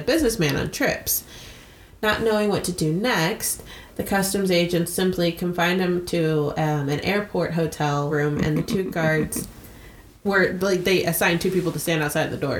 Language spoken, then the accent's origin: English; United States; as an American